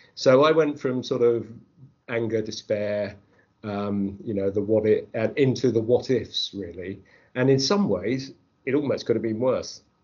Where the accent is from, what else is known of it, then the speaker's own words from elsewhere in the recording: Croydon, London, United Kingdom; moved away as an adult; also born or lived in Birmingham; Croydon, um, having grown up there, and I moved from Croydon to go to university in Birmingham.